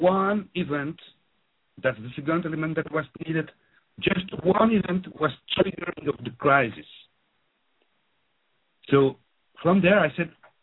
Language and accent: English; Belgium; accent: French-speaking; first language French; English is a second language; now in London, United Kingdom; So I grew up in Belgium. As you can hear from my accent, I'm French-speaking